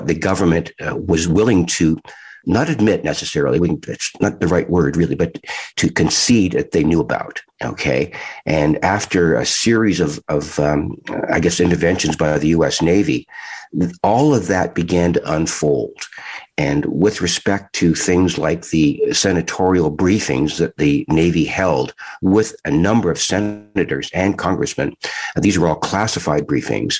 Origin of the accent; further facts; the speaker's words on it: Toronto, Ontario, Canada; We had our own rink out in the back of our home in Toronto